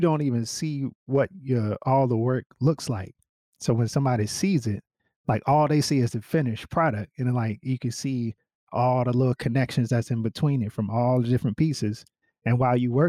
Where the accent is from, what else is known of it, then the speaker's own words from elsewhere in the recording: United States; two Carolina boys